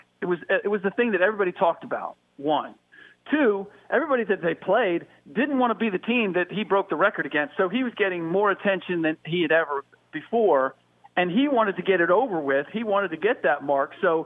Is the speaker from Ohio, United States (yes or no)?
yes; Cincinnati, Ohio, United States; But I'm also from the Natty, so my Bengals.